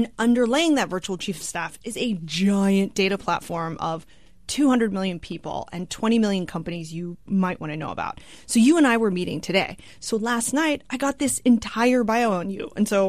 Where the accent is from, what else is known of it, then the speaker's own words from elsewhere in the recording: Austin, Texas, United States; Yes, Texan at heart.